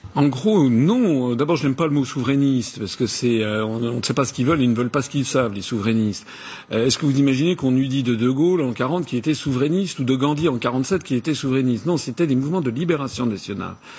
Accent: France; je suis français, je suis au milieu des Français

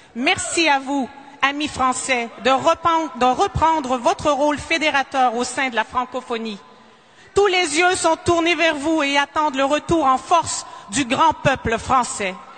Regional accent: Quebec, Canada; first language French; En tant que Québécoise, j'éprouve une immense fierté d'être née dans une culture

